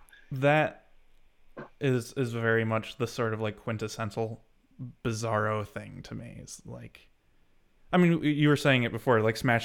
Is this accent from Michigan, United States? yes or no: yes; Michigan, United States; as a person who's lived in the same state within the same, like, 50-mile radius his entire life, It's a feeling I do sort of get, right? Like living in Michigan.